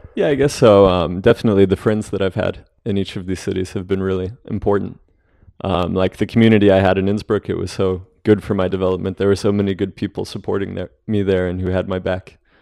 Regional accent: Albuquerque, New Mexico, United States; moved away; the Stone Age climbing gym in Albuquerque, which, uh, is where I grew up

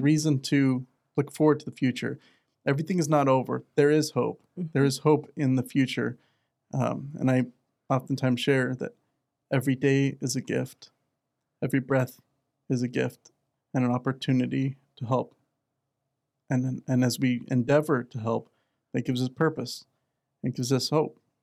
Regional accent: Arizona, United States; I'm from Arizona

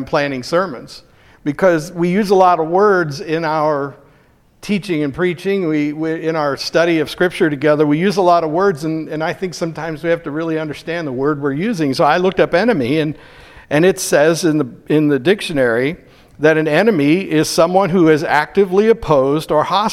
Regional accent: United States; I'm an American.

